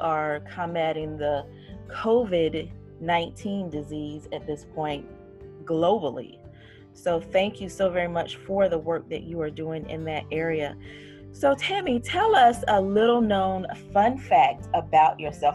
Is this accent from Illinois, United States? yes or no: no; Fayetteville, North Carolina, United States; I am from Fayetteville, North Carolina, which is primarily military